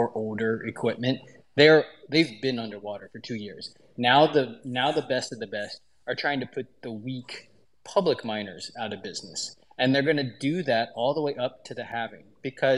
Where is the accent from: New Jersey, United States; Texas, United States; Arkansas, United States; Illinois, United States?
Texas, United States; Growing up in Texas